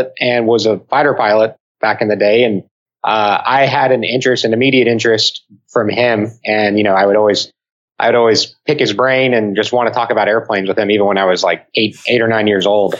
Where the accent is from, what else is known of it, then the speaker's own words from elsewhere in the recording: El Paso, Texas, United States; moved away; in El Paso for a wedding in my hometown